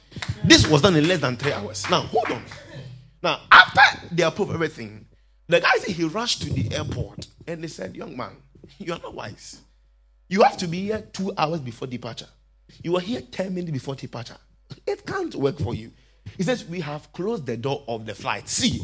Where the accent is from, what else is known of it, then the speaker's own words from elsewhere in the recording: Limbe, Southwest Region, Cameroon; And I come from Limbe too.